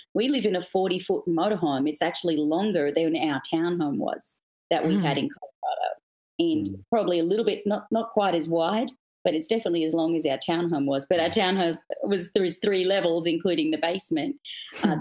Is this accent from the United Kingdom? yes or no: no; Australia; moved away as an adult; also born or lived in Sydney, Australia; now in United States; for me being Australian, I mean, we're so far from anywhere else in the world. It's a pretty remote, big island down in the South Pacific